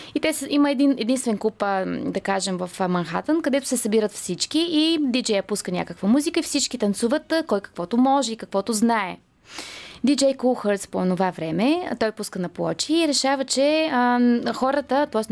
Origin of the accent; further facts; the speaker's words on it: Sofia, Sofia City, Bulgaria; аз съм от Овче купел